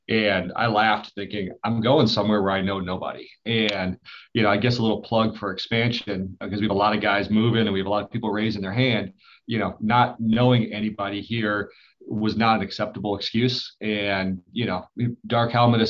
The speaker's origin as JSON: {"language": "English", "town": "Detroit", "region": "Michigan", "country": "United States", "moved": "yes", "said": "I'm originally from Detroit"}